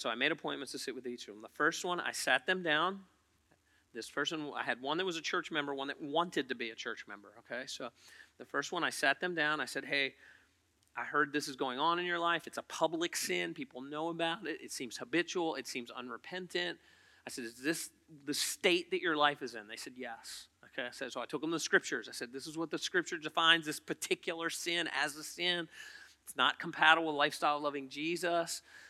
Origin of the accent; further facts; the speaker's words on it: Poquoson, Virginia, United States; Oh, I hate York County. I'm from Pocosin.